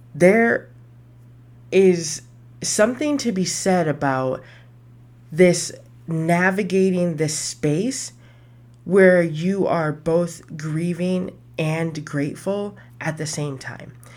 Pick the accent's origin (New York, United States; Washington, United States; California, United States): New York, United States; Buffalo; moved away; I was born in Buffalo.